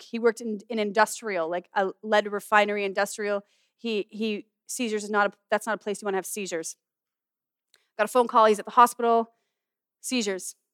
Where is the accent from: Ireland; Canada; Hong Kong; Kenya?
Canada; Castlegar, British Columbia; also born or lived in Manitoba; I'm from Castlegar where we are